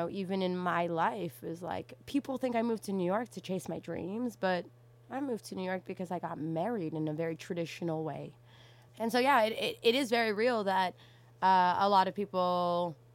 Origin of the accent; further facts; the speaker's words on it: Canada; first language English; Sometimes I say I grew up in Afghanistan in Canada.